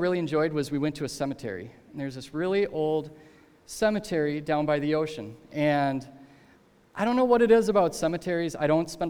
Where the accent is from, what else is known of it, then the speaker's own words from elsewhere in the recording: Minnesota, United States; moved away; we're from Minnesota